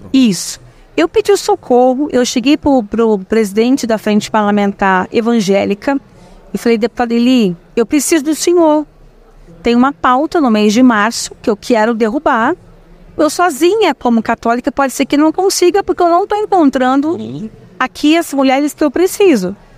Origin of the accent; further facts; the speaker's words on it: São Paulo, Brazil; moved away as an adult; also born or lived in Itapetininga; eu nasci, eu sou nascida em São Paulo, sou paulistana. Eu vou para Itapetininga aos meus 18 anos